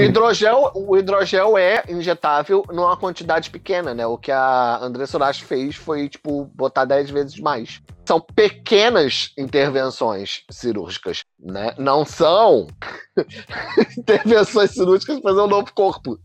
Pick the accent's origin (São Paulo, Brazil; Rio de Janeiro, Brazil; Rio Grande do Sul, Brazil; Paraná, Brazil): Rio de Janeiro, Brazil; como nós cariocas falamos